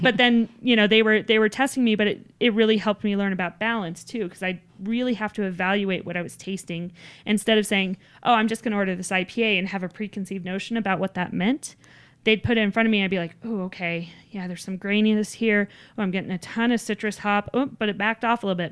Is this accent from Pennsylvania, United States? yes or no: no; Littleton, Colorado, United States; I grew up down in Littleton